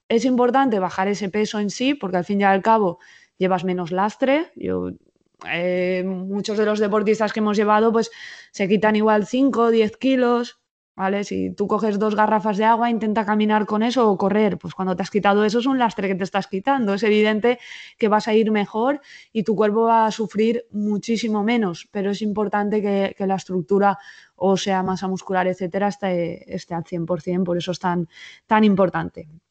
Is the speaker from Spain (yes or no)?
yes; Alzira, Valencian Community, Spain; now in Valencia, Spain; mi familia He tenido durante 52 años un bar en, eh, en Alcira, mi pueblo